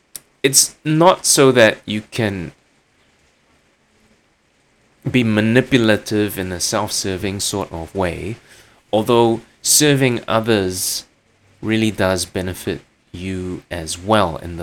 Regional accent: Kuching, Sarawak, Malaysia; moved away; I was in my hometown of Kuching

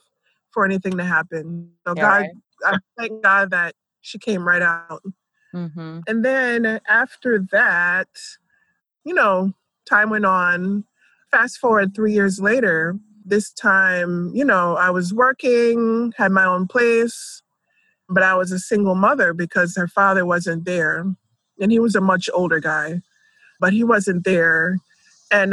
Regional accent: Philadelphia, Pennsylvania, United States; moved away as an adult; also born or lived in Jamaica / Boulder; now in Atlanta, United States; I grew up in Philadelphia

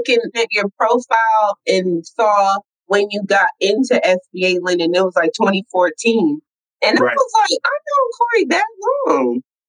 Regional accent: Brooklyn, New York, United States; also born or lived in California; I was born in Brooklyn, New York, in Crown Heights.

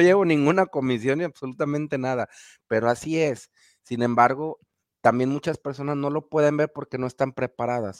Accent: Guadalajara, Jalisco, Mexico; de México, de la ciudad de Guadalajara, Jalisco, para el occidente de la República Mexicana

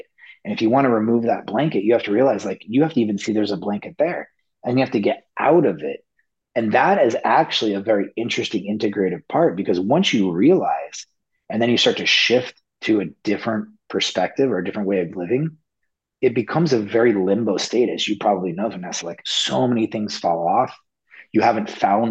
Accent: Las Vegas, Nevada, United States; moved away as an adult; also born or lived in Del Mar; I grew up in Las Vegas

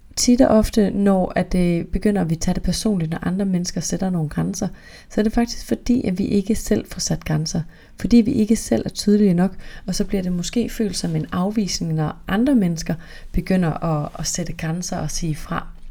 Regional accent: North Jutland, North Denmark Region, Denmark; jeg er virkelig fra Nordjylland

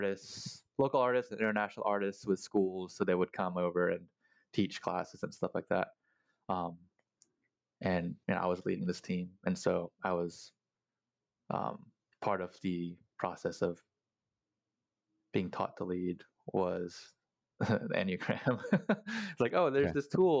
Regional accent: Singapore; also born or lived in Philippines; now in United States; I grew up in Singapore. So I was born in the Philippines, and when I was like one, my parents migrated to Singapore

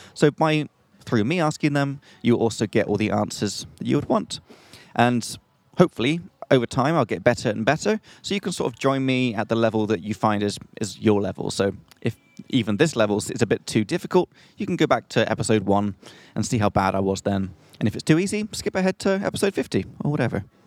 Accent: England, United Kingdom; from England.

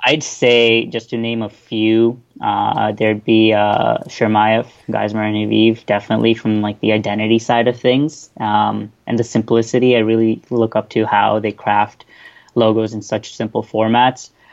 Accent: Toronto, Ontario, Canada; also born or lived in Bahrain; I'm from Toronto, Canada.

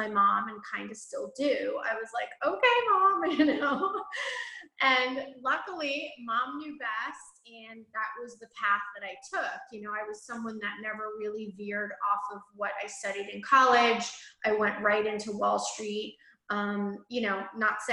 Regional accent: New York, United States; I grew up in right outside of New York City

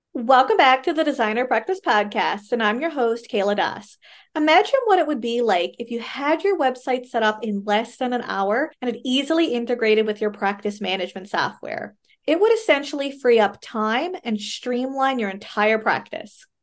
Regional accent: Canada; I am a Canadian social worker

